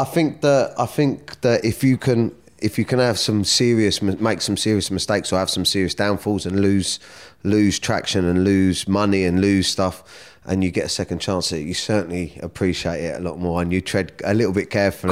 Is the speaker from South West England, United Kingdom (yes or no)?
no; Surrey, South East England, United Kingdom; also born or lived in Kingston; I was born in Kingston. I grew up, uh, I come from, like, a broken home. My mum and dad broke up, so I'd spend some time with my mum, some time with my dad. And, um, Yeah, I grew up around Surrey